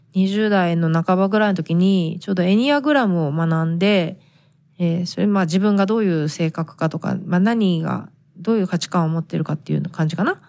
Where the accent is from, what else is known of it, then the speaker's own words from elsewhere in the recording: Japan; first language Japanese; moved away as an adult; now in United States; 日本人として仕事を探すってなった時